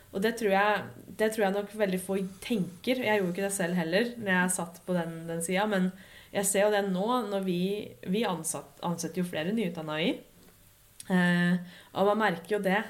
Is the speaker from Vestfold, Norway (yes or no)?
no; Lillehammer, Innlandet, Norway; moved away as an adult; also born or lived in Dublin; At jeg kunne dra hjem til Lillehammer og jobbe herfra en uke